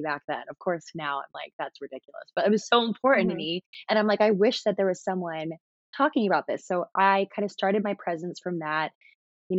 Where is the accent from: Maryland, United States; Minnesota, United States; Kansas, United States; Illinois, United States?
Maryland, United States; moved away as an adult; also born or lived in North Carolina; now in New York City, United States; I've lived in Maryland my whole life